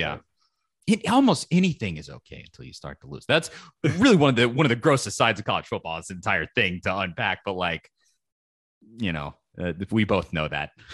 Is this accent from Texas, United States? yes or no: no; Knoxville, Tennessee, United States; I grew up in Knoxville, Tennessee, my entire life